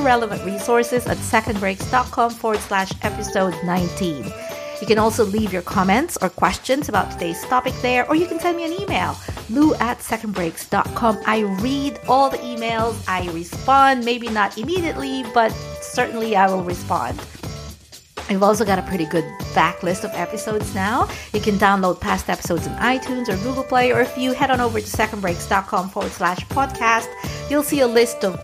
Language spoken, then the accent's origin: English; New York, United States; now in Florida, United States; I am actually from New York. I call myself a New Yorker.